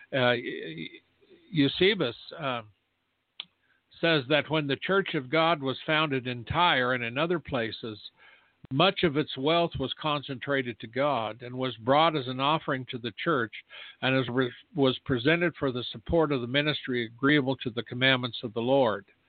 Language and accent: English; United States; I'm an American who is a watchman